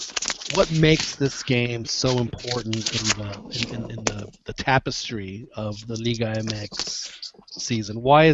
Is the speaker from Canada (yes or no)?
no; Mexico City, Mexico; I'm a Chilango. Yeah. I grew up in Mexico City, so to me, the whole rest of the country is la provincia.